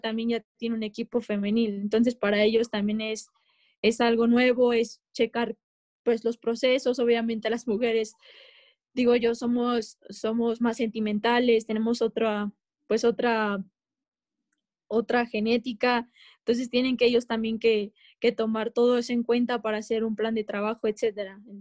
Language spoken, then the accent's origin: Spanish; Mexico; como mexicanas las mujeres